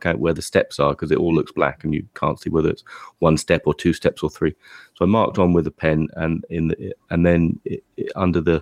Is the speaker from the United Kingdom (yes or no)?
yes; England, United Kingdom; we're English